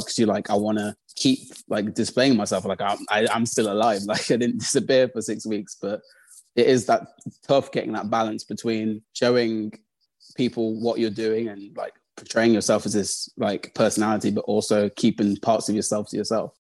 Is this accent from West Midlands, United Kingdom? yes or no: yes; Birmingham, West Midlands, United Kingdom; also born or lived in Coventry; So I grew up in Birmingham. I live in Birmingham at the moment.